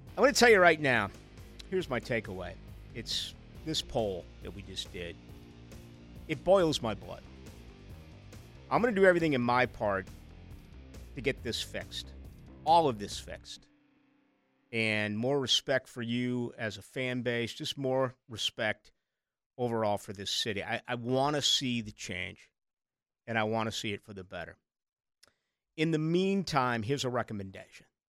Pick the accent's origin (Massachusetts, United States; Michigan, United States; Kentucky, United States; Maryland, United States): Massachusetts, United States; Boston; I grew up in Boston